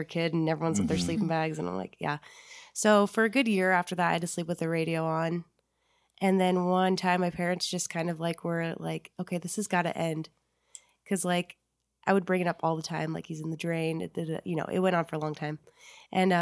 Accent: Reno, Nevada, United States; also born or lived in Incline Village, Nevada; I grew up in Incline and I moved down to Reno when I was 9

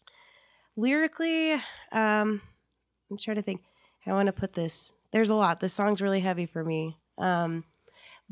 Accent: Reno, Nevada, United States; also born or lived in Incline Village, Nevada; I grew up in Incline and I moved down to Reno when I was 9

